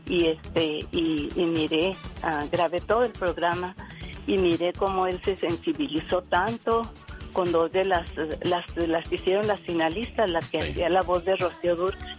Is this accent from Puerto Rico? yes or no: no; Ciudad Juárez, Chihuahua, Mexico; also born or lived in Torreón, Coahuila; me crié en Juárez, en Ciudad Juárez, Chihuahua